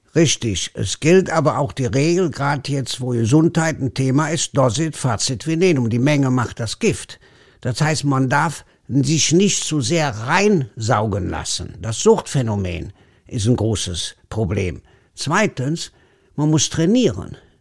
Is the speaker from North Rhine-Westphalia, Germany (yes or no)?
yes; Leverkusen, North Rhine-Westphalia, Germany; accent: Kölsch; wo ich groß geworden bin, ist neben Bayer Leverkusen